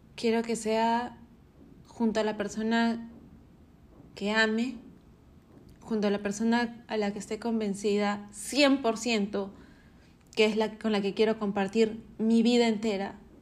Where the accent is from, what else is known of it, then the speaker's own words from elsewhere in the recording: Arequipa, Peru; now in Lima, Peru; Arequipa, de donde soy, Perú. Pero este año quise recibirlo en Lima, donde vivo